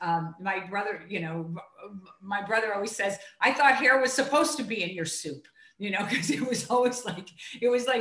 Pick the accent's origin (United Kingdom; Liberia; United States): United States; Chicago, Illinois; I'm from Chicago